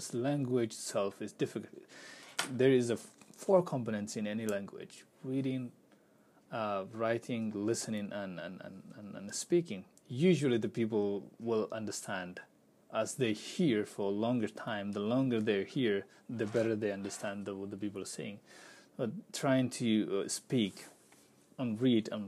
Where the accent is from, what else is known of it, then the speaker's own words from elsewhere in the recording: Pakistan; English is a second language; moved away as an adult; also born or lived in Turkey; now in Minnesota, United States; I used to live in Pakistan and I'm working in Turkey